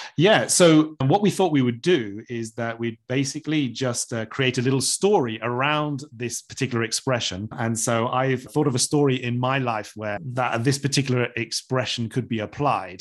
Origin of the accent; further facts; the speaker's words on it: Bournemouth, South West England, United Kingdom; moved away; I actually got this job when I moved back to my hometown, which is Bournemouth.